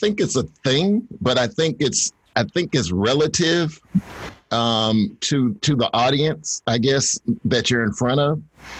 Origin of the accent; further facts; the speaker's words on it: Northeast Ohio, United States; moved away as an adult; also born or lived in Atlanta; when I first moved to Atlanta, I'm from Northeast Ohio